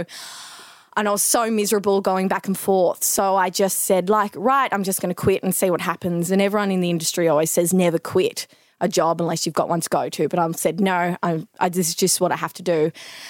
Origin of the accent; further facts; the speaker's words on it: Melbourne, Victoria, Australia; I'm from Melbourne, born and bred. Yeah, went to school here and everything.